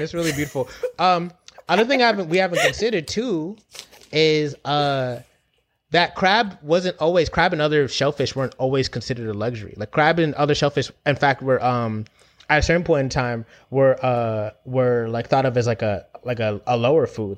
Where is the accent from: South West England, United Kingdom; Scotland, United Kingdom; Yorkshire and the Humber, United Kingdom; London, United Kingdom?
London, United Kingdom; also born or lived in Jamaica (family); I've grown up in Brixton